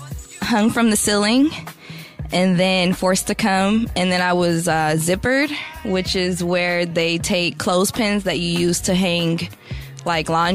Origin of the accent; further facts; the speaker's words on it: San Francisco, California, United States; I was about 18 years old, and I'm from San Francisco, California